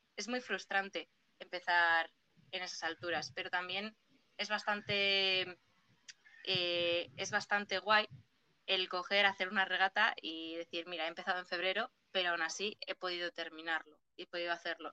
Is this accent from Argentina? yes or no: no; Spain; Yo no soy de Castro, yo soy de Porto